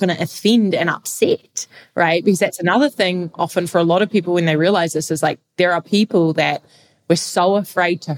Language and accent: English; New Zealand; now in Lisbon, Portugal; I am actually from New Zealand. I'm a Kiwi right now.